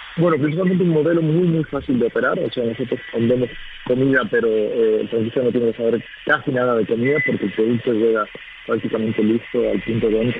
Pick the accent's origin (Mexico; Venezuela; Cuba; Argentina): Argentina; now in Spain; nosotros somos dos argentinos